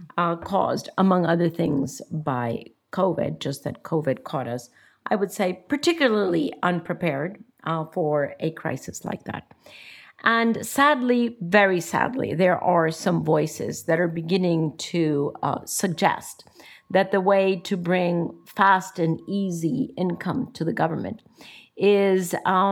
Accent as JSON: {"language": "English", "country": "Costa Rica", "said": "I would keep a very, very low profile in my home country"}